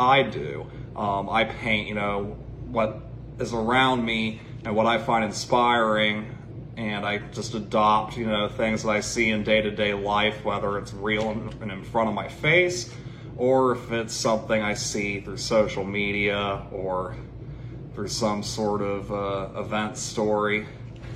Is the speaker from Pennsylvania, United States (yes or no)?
no; Cincinnati, Ohio, United States; I'm from Cincinnati, Ohio, and I'm an acrylic-based artist